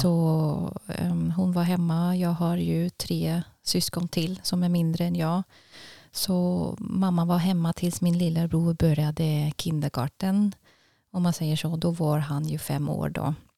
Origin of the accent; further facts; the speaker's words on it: Basel, Basel-Stadt, Switzerland; Swedish is a second language; moved away as an adult; also born or lived in Zürich, Switzerland; now in Tidaholm, Sweden; Det är en timmes tågresa från Basel där jag växte upp.